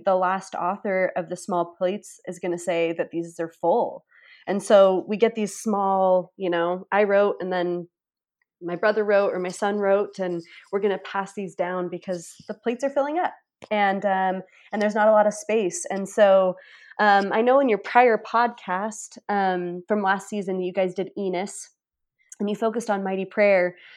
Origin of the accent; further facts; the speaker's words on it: Price and Vernal, Eastern and Central Utah, United States; I grew up in Utah, Eastern and Central Utah, Price and Vernal